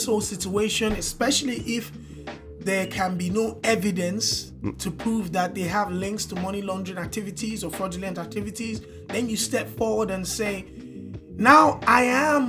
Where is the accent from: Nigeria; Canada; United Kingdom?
Nigeria; As a Nigerian working 24/7